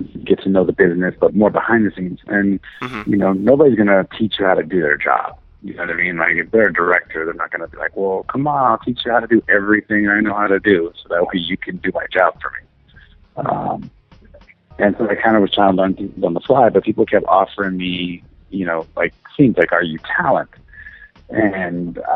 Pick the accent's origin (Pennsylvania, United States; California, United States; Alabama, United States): California, United States; Los Angeles; also born or lived in Western Massachusetts; I pretty much grew up in L.A.